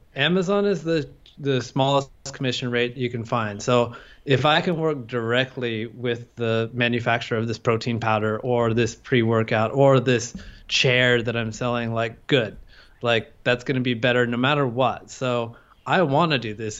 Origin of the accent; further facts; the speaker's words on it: California, United States; moved away as an adult; now in Thailand; I'm an American. I'm from California